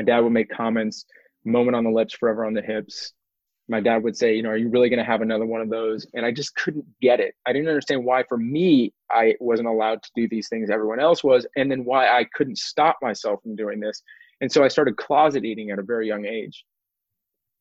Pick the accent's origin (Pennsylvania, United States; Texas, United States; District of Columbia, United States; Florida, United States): Texas, United States; Houston; now in Austin, United States; I'm a seventh generation Texan. I was born in Houston. It's actually seventh generation Houstonian